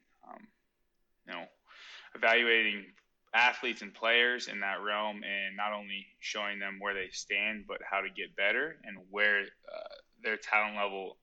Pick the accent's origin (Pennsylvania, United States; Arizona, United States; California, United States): Arizona, United States; Scottsdale; moved away as an adult; I'm from Scottsdale, Arizona. Born and raised there.